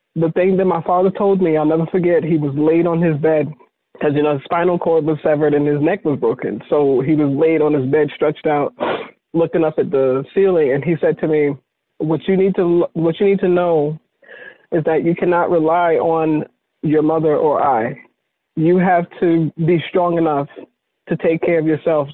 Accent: Virginia, United States; moved away; I moved away from Virginia

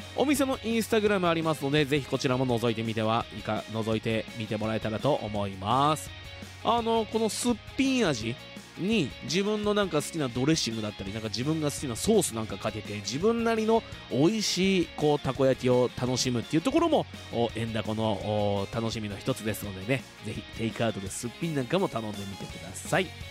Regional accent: Fuji, Shizuoka, Japan; 生まれも育ちも静岡県富士市

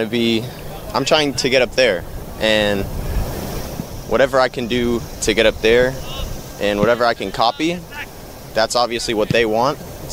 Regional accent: Peachtree City, Georgia, United States; I'm with the U17's. I'm from Peachtree City, Georgia.

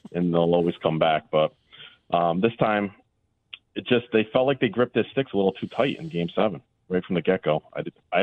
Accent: West Warwick, Rhode Island, United States; I'm from West Warwick, Rhode Island

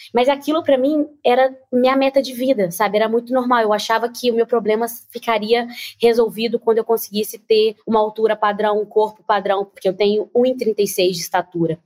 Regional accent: Nova Lima, Minas Gerais, Brazil; Eu sou mineira, venho de Nova Lima

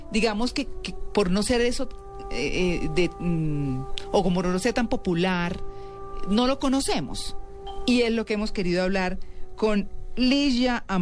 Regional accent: São Paulo, Brazil; first language Portuguese; Spanish is a second language; moved away; Yo nací en San Paulo, María Clara.

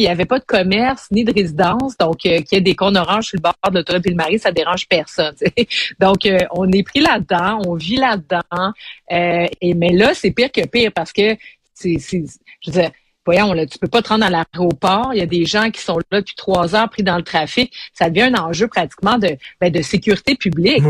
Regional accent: Montreal, Quebec, Canada; on est Montréalais

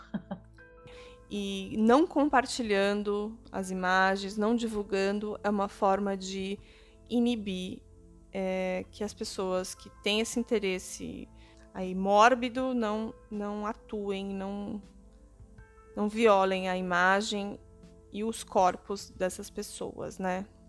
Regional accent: São Paulo, Brazil; em São Paulo, aqui onde eu moro, para quem não sabe, eu sou de São Paulo

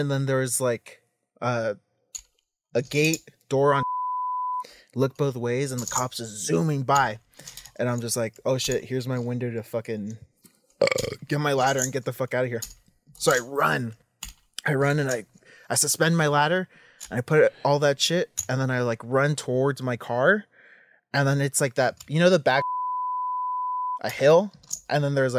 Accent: Los Angeles, California, United States; East Hollywood.

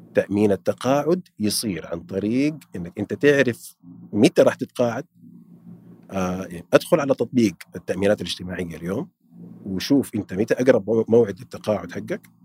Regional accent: Saudi Arabia; عندنا في السعودية

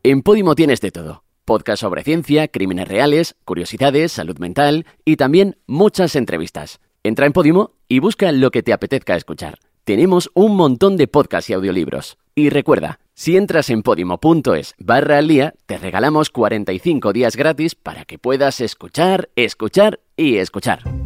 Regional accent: Spain; somos españoles, es que lo vivimos desde dentro, es que realmente fue nuestro país donde ocurrió todo esto

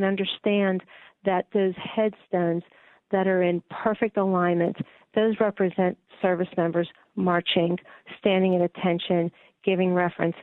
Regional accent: McKees Rocks, Pennsylvania, United States; moved away; I grew up in the McKees Rocks area and went to school in Western Pennsylvania

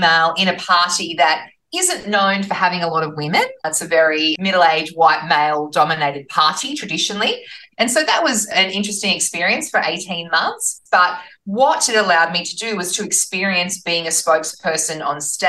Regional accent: Newcastle, New South Wales, Australia; I'm from Newcastle

